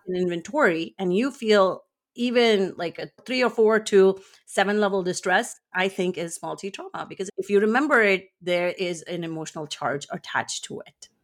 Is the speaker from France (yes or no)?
no; India; moved away as an adult; now in United States; I grew up in India for half of my life, and I now live in the US for the other half.